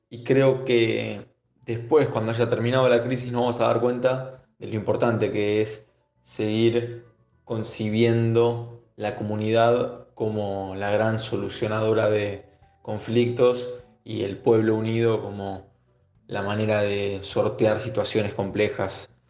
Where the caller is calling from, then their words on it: Buenos Aires, Argentina; Soy … de Colegiales.